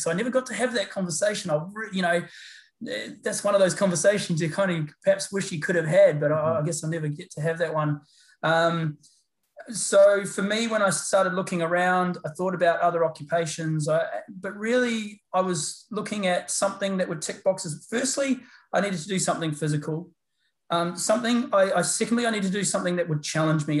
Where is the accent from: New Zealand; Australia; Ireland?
New Zealand; I'm a Kiwi. I'm a New Zealander by by uh, by birth. Grew up in uh, New Zealand